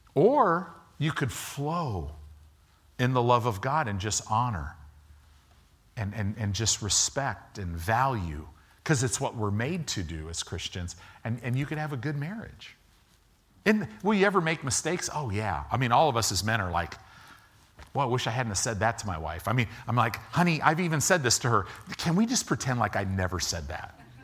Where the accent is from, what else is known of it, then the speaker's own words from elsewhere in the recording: Illinois, United States; moved away; also born or lived in Southern California; I grew up in Illinois.